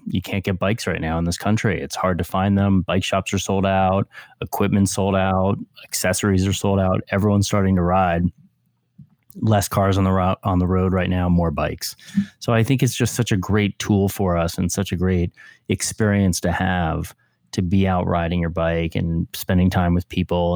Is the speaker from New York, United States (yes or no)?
yes; Westchester, New York, United States; I grew up in Westchester, New York